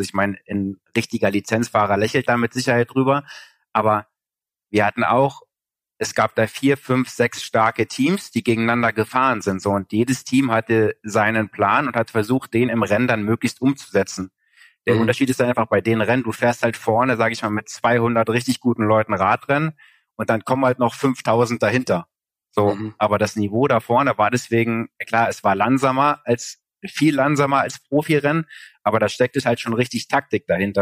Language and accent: German; East Germany, Germany; ich komme halt aus Ostdeutschland